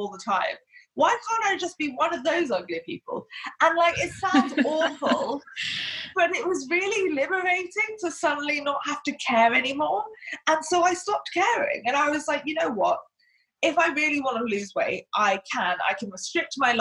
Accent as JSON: {"language": "English", "country": "Hong Kong", "tie": "born or raised there", "moved": "yes", "lives_now": "England, United Kingdom"}